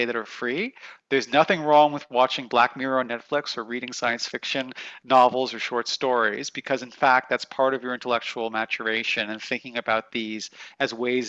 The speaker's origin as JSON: {"language": "English", "country": "Canada", "tie": "born or raised there", "moved": "yes", "said": "I grew up in Canada"}